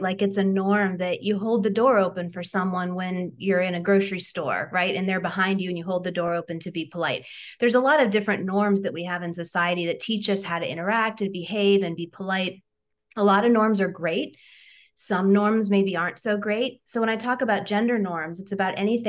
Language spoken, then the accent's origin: English; Ohio, United States; I'm from Ohio. And so, you know, Midwestern values, we tend to hold the door open for folks.